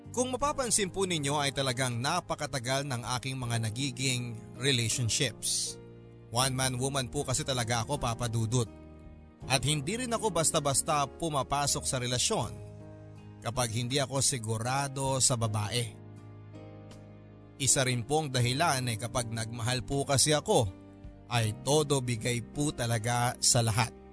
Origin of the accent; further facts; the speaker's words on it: Mimaropa, Philippines; moved away as an adult; also born or lived in Manila; now in Dubai, United Arab Emirates; Taga-Oriental Mindoro po ako originally ang aking pamilya. Pero noong ako ay mag-college na ay nagpamaynila na po ako. And eventually ay doon na rin po ako nakapag-relocate at naiwan na ang aking mga magulang sa Mindoro.